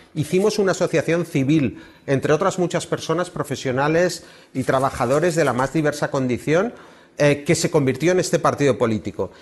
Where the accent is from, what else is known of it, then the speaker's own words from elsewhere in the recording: Barcelona, Catalonia, Spain; como barcelonés